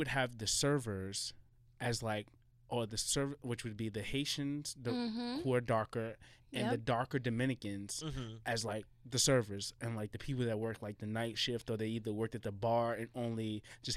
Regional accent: New York City, New York, United States; I grew up in Jamaica and then I grew up in East Elmhurst

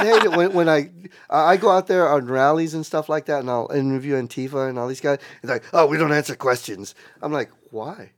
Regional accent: South Texas, United States; moved away; I grew up in South Texas, that was like ninety-five percent Latinos, brown

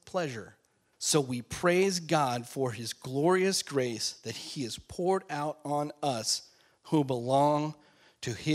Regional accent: Alaska, United States; I grew up in Alaska

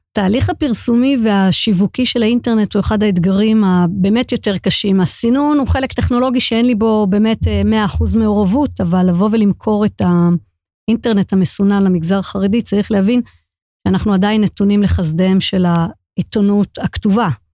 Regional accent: Jerusalem, Jerusalem District, Israel; born or raised there

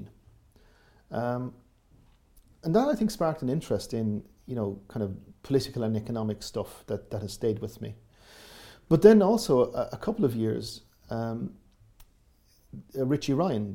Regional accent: Waterville, Munster, Ireland; I grew up in Southwest Kerry in a tourist environment

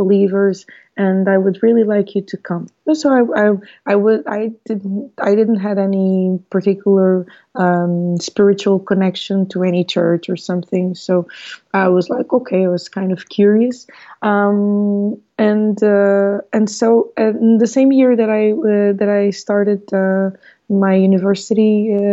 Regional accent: Portugal; also born or lived in Mozambique; now in Lisbon, Portugal; I was born in Mozambique in 1981. So I'm 38 years old now, and I came to Portugal with my parents when I was 6 years old, and I've been here ever since.

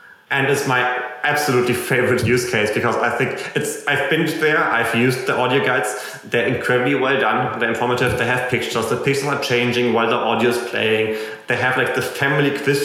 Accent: Germany; accent: German; English is a second language; also born or lived in United States; you can tell my accent is probably German, and I lived in America for a year, and I still haven't gotten over my German accent

